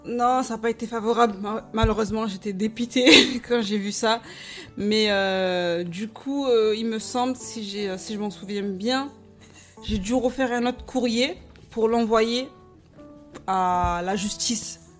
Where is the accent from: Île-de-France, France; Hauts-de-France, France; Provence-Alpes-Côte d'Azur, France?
Provence-Alpes-Côte d'Azur, France; Marseille; now in Montigny-lès-Cormeilles, France; j'ai grandi à Marseille. Dans le sud